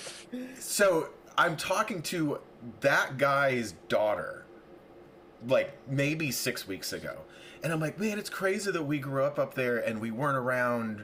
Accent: near Redding, California, United States; also born or lived in Los Angeles, United States / Las Vegas, United States; now in Palm Springs, United States; I grew up 20 miles outside of Redding.

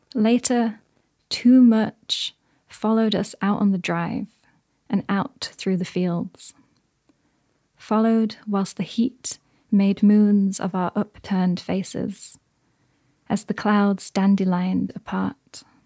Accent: Yorkshire and the Humber, United Kingdom; I'm from Yorkshire

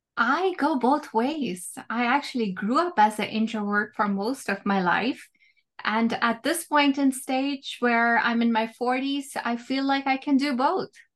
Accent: India; moved away as an adult; now in United States; when I was growing up in India, I was a very quiet kid

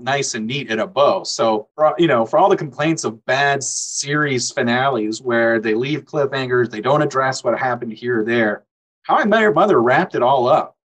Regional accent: Orlando, Florida, United States; growing up in Orlando

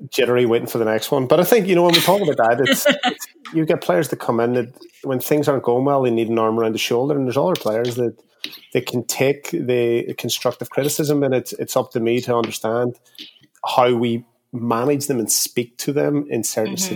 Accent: Derry, Northern Ireland, United Kingdom; born and raised in Derry, which is in the north of Ireland

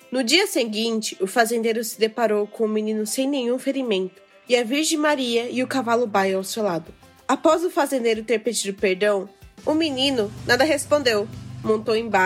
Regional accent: Japan; born there; nasci no Japão e estudei na escola japonesa.

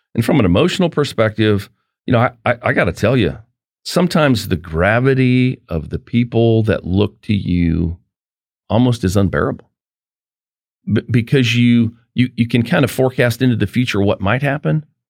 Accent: Farmington, New Mexico, United States; moved away; I grew up in northwest New Mexico in an oil field town, Farmington, New Mexico, the San Juan Basin

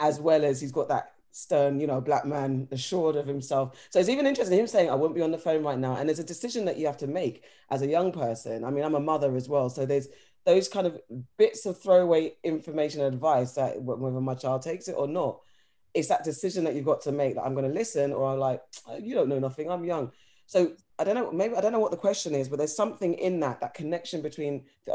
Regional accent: London, United Kingdom; I grew up in Mitcham, Tooting Junction, and we'd literally walk through Streatham up to Brixton.

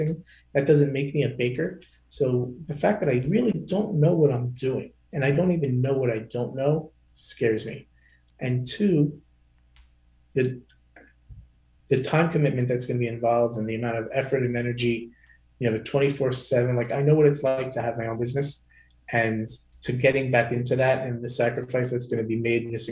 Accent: Long Island, New York, United States; I'm from Long Island and I sell medical supplies.

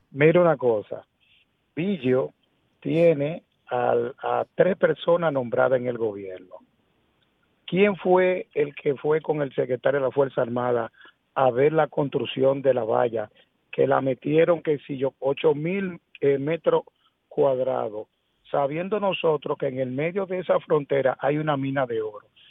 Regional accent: Dominican Republic; yo como dominicano

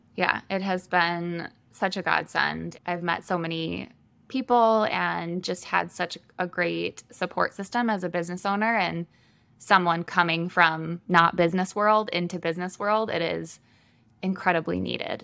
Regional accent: Michigan, United States; moved away as an adult; now in Sioux Falls, United States; I am originally from Michigan

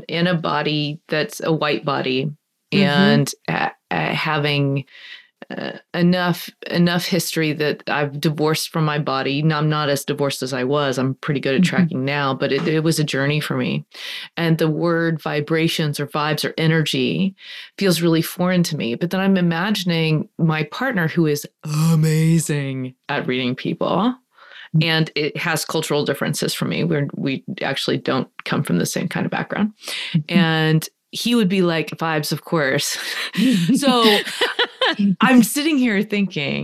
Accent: United States; I'm only going to speak as an American

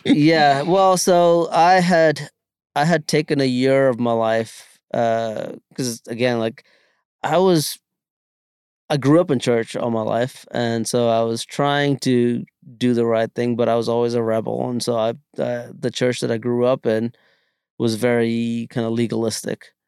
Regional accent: India; moved away; growing up in India

